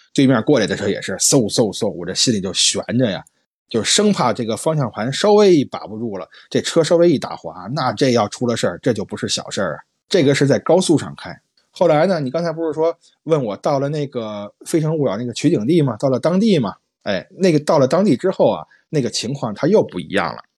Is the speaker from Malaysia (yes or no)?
no; Beijing, China; moved away; 像我这种北方人啊，就像下雪下得这么凶的地方都很少见，因为毕竟我老家北京嘛，也不是东北啊